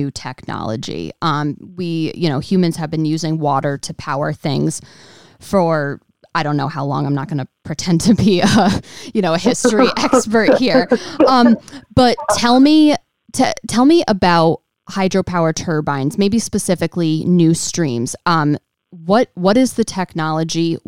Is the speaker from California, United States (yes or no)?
no; near Mansfield, Connecticut, United States; I grew up near Mansfield.